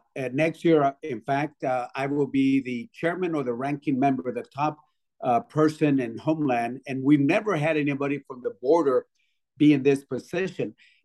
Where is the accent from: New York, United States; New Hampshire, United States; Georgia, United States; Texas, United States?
Texas, United States; Laredo; Laredo's my hometown